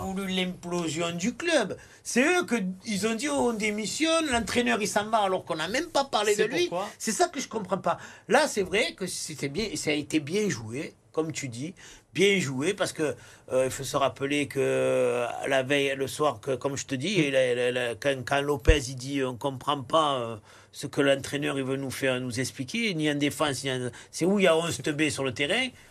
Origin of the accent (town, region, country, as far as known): Marseille, Provence-Alpes-Côte d'Azur, France